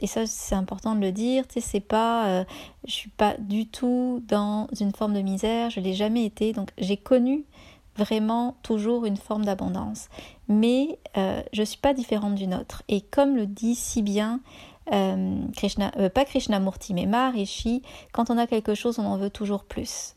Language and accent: French; France; moved away as an adult; now in Canada